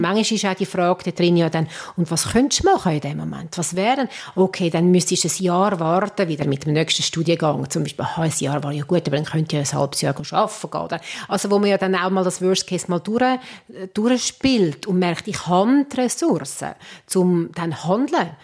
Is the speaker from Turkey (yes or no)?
no; Switzerland; da sind wir Schweizer